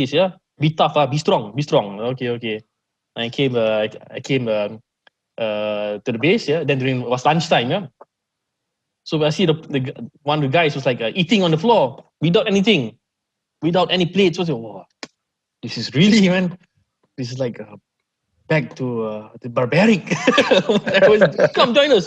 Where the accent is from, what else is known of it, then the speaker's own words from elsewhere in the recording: Malaysia; Oh, Malaysia.